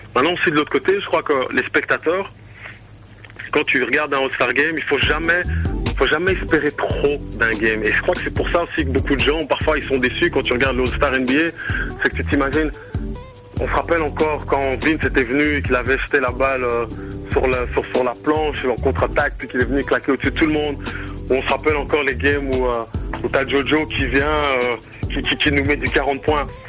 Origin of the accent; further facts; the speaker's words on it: Brussels, Brussels-Capital Region, Belgium; moved away; moi je suis originaire ici de BX